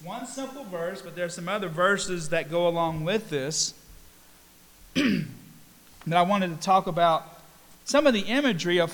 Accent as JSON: {"language": "English", "town": "Statesville", "region": "North Carolina", "country": "United States", "tie": "born or raised there", "also_born_or_lived": "Canton, Ohio / Kingsport, Tennessee", "said": "here in Statesville and in Iredell County, where I spent most of my years, we had lots of farming around. I went to North Iredell High School"}